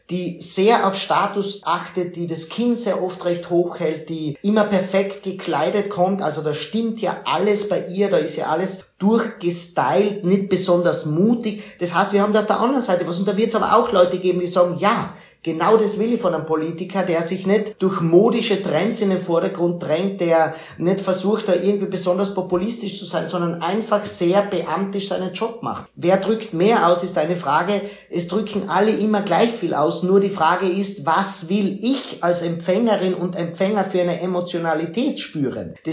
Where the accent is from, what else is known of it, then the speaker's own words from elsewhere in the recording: Austria; auch bei uns in Österreich. Es wäre wichtig, dass die großen Parteien in Österreich nicht nur die nach oben lassen